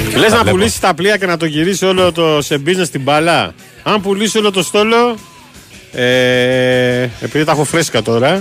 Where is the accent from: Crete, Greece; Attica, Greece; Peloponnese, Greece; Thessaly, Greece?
Attica, Greece; Piraeus; στο χωριό μου τον Πειραιά